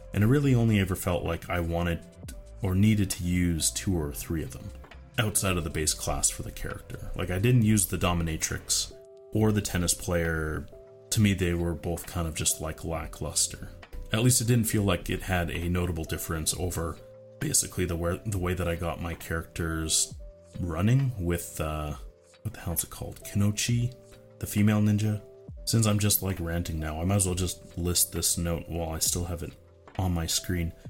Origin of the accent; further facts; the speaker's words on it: Canada; as a Canadian